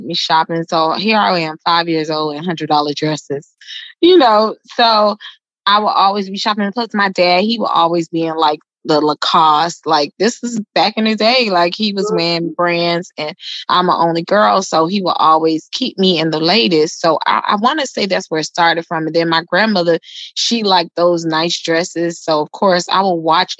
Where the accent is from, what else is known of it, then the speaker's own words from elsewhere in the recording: Miami, Florida, United States; moved away as an adult; now in Atlanta, United States; I'm originally from Miami, born and raised in Miami. I'm now in Atlanta.